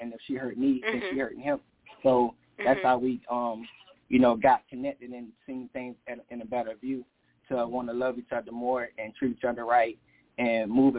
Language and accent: English; United States; she's Jamaican and I'm American.